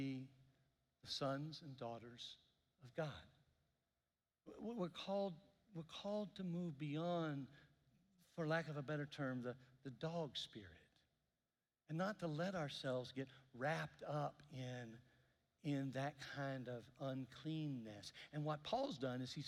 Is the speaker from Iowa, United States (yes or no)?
no; Mississippi, United States; I grew up in Mississippi